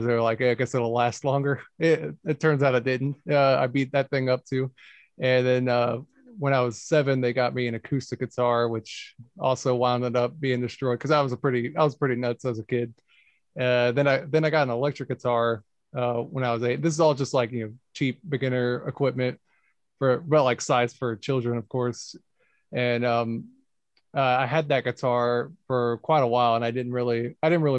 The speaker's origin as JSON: {"language": "English", "town": "Augusta", "region": "Georgia", "country": "United States", "tie": "born or raised there", "also_born_or_lived": "Jacksonville", "said": "I was born in Jacksonville, but I didn't really live there. I was pretty much raised here in Augusta"}